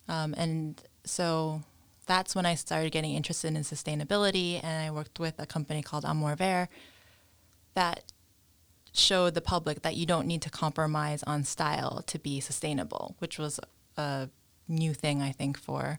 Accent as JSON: {"language": "English", "region": "New York", "country": "United States", "moved": "as an adult", "lives_now": "Kilkeel, United Kingdom", "said": "I'm from New York."}